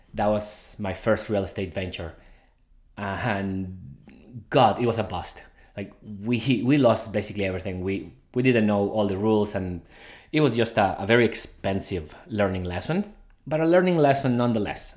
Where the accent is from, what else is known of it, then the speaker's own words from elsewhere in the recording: Guadalajara, Jalisco, Mexico; now in Canada; I was born in Guadalajara, Mexico